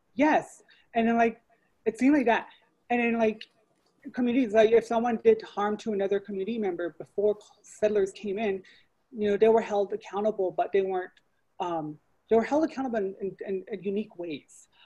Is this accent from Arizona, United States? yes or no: yes; Chinle, Arizona, United States; I am originally from Chinle, Arizona, on the Navajo Reservation, so I am Navajo, or Diné